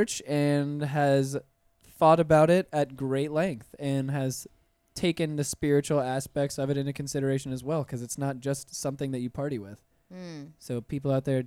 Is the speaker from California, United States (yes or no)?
no; Pensacola, Florida, United States; moved away as an adult; now in Orlando, United States; I'm originally from Pensacola, Florida